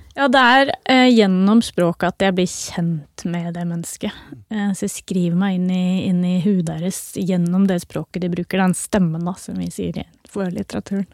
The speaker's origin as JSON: {"language": "Norwegian", "region": "Oslo", "country": "Norway", "tie": "born or raised there", "said": "Jeg har uh, vokst opp eh, midt i byen, eh, på Bislett. Midt mellom øst og vest i Oslo"}